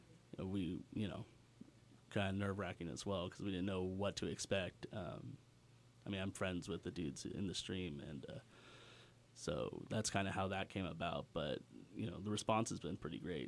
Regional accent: Fair Oaks, California, United States; Fair Oaks.

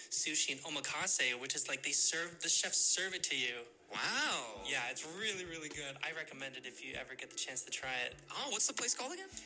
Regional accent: San Francisco, California, United States; born or raised there; now in Davis, United States

